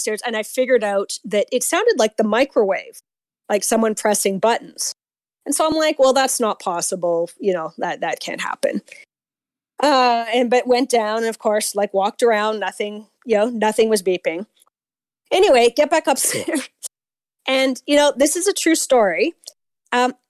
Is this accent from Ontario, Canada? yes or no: yes; Toronto, Ontario, Canada; accent: Canadian; I am from Toronto. So if I have a strong Canadian accent